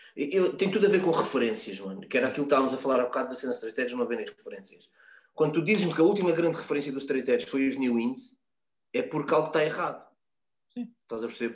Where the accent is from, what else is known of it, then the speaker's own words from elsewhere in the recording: Loures, Lisbon, Portugal; eu nasci na, na Alfredo da Costa, mas sou de Loures